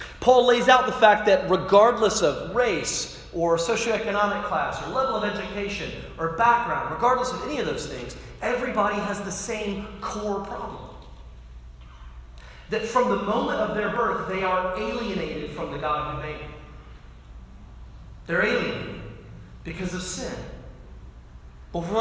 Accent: North Carolina, United States; now in Washington, D.C., United States; I'm from North Carolina

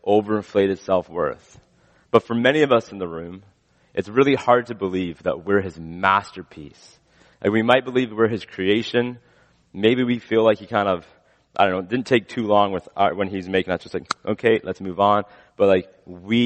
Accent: West Coast, British Columbia, Canada; as a Canadian, I've never seen. Grew up on the West Coast.

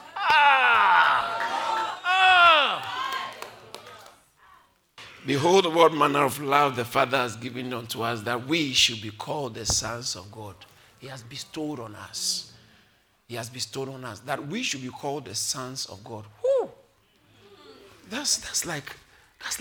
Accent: Accra, Greater Accra, Ghana; I was born in Accra

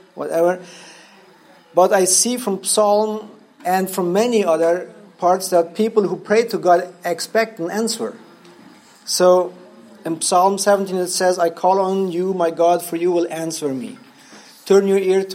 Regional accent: Paraguay; English is a second language; I'm from Paraguay.

